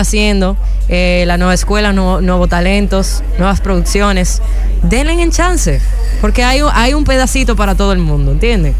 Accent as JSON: {"language": "Spanish", "country": "Dominican Republic", "said": "nuestra humor como dominicanos"}